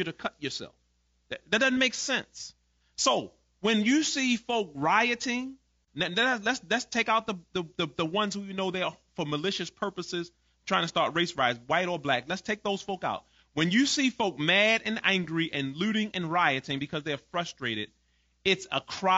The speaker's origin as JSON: {"language": "English", "town": "Baltimore", "region": "Maryland", "country": "United States", "tie": "born or raised there", "also_born_or_lived": "Greenwood, Mississippi", "moved": "as an adult", "said": "I grew up in Baltimore. We had over 300 murders most of my life growing up in Baltimore every year"}